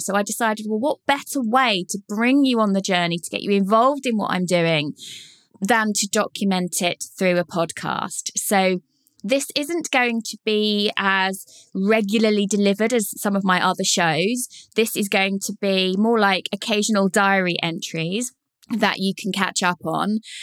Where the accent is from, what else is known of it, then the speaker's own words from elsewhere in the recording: Leighton Buzzard, East of England, United Kingdom; Leighton Buzzard, my hometown